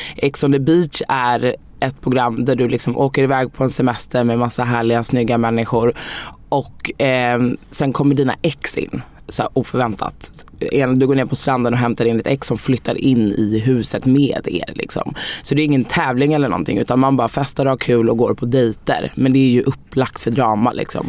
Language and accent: Swedish; Sweden; jag är ju helt svensk. Jag är född här.